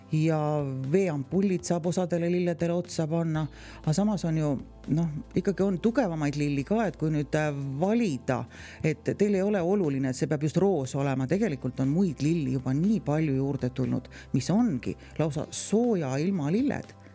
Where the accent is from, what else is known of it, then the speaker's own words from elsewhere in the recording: near Põltsamaa, Jõgeva County, Estonia; ise tegelikult olen sealtkandist pärit, täitsa naaberkülast, kust on Netsaja küla poisid